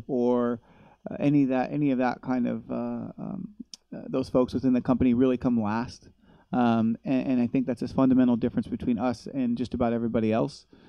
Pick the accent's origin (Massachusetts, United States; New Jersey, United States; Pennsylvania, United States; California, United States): California, United States; Los Angeles; moved away; I grew up in grew up